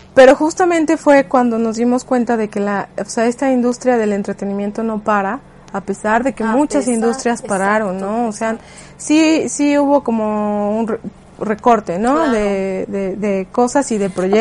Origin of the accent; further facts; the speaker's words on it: Mexico; como mexicanos